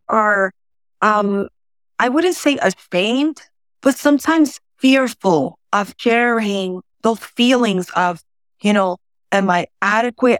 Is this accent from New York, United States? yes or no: yes; New York City, New York, United States; first language Spanish; English is a second language; I'm originally from the South Bronx